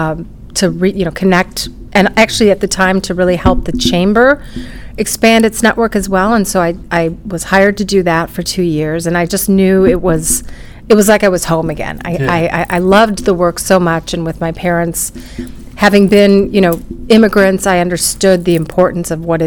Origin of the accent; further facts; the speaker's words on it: Wisconsin, United States; moved away as an adult; also born or lived in Chattanooga, Tennessee / Chicago; now in St. Louis, United States; I was born in Chattanooga, Tennessee, primarily raised in Wisconsin